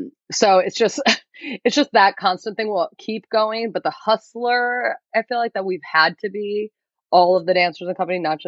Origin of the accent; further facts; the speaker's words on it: United States; we're born and raised here. And it's new for so many people because we're the first generation to be born here